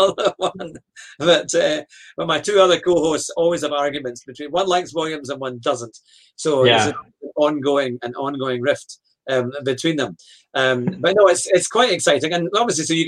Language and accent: English; United Kingdom; as a Brit